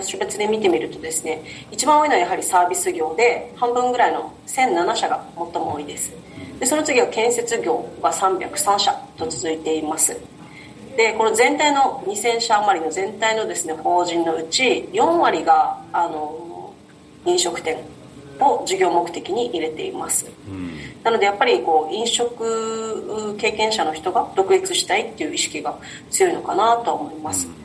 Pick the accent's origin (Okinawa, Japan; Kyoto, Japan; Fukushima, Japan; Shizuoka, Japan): Okinawa, Japan; Nago; 私と同じ名護の出身で地元同じなので